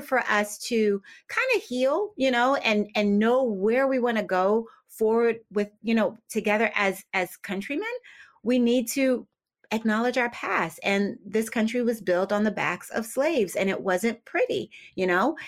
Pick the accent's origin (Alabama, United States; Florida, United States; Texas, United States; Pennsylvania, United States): Pennsylvania, United States; Philadelphia; moved away as an adult; also born or lived in New Jersey; now in Richmond, United States; I grew up in Philadelphia, and I spent a lot of my, or most of my adult life actually in New Jersey